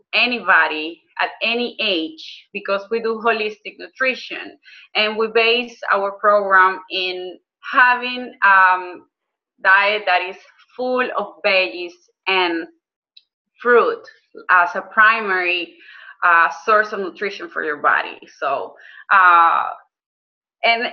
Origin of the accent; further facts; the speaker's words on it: Maracaibo, Zulia, Venezuela; moved away as an adult; now in Houston, United States; I was born in Venezuela in Maracaibo, Zulia State. And I lived there until 2007 when I decided I was coming to the US